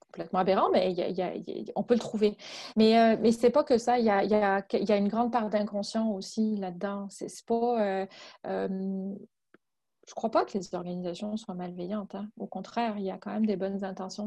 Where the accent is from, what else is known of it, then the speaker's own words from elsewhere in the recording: France; moved away as an adult; now in Quebec, Canada; Je suis française je viens de France, puis euh, ça fait dix ans maintenant que je vis euh, au Québec